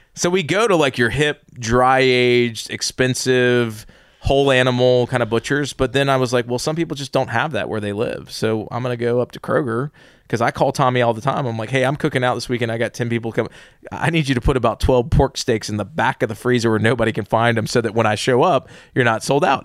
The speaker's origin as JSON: {"language": "English", "town": "Atlanta", "region": "Georgia", "country": "United States", "tie": "born or raised there", "said": "born and raised in the South"}